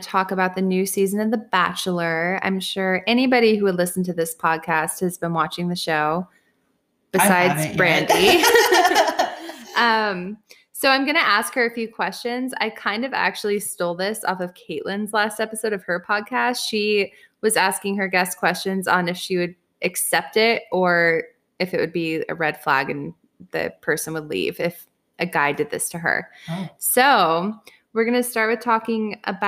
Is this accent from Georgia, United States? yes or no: no; Arizona, United States; also born or lived in Washington; I was born in Washington. I moved to Arizona when I was about 4 years old.